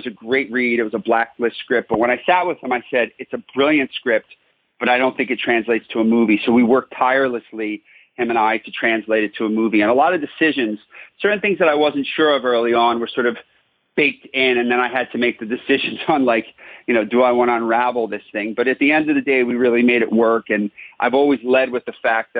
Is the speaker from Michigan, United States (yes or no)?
no; Philadelphia, Pennsylvania, United States; I'm a crazy, crazy Philadelphia sports fan across the board